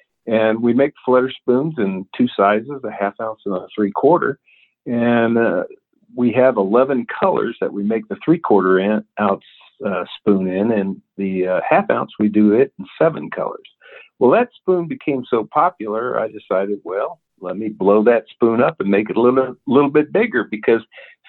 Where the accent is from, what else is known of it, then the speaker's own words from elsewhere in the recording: Cheyenne, Wyoming, United States; now in Richland, Missouri, United States; I'm originally from Cheyenne, Wyoming, but I live now in Richland, Missouri, which is just south of the Lake of the Ozarks. I served 25 years in the Army